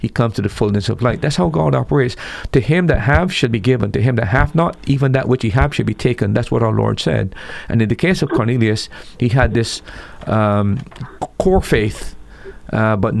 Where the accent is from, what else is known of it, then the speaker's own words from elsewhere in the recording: Barbados; I was born in the Caribbean where the people had the gospel before my time. I'm a first generation believer. Had the missionaries not come to my home in the 60s